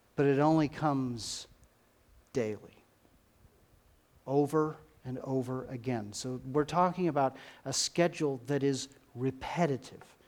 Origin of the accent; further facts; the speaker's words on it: United States; we as, as American Christians